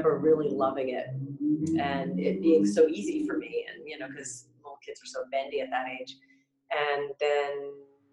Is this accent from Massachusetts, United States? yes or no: yes; Boston, Massachusetts, United States; also born or lived in New Jersey / New York City; I was born actually in New Jersey where my parents were living while my dad was working in New York. And then we quickly moved to New England and I grew up in Massachusetts, or Boston